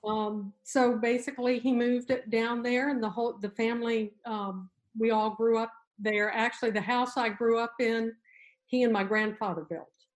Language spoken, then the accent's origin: English; Yorktown, New York, United States; now in Richmond, United States; I grew up in Yorktown, there really there was no uh, neighborhood that was Italian.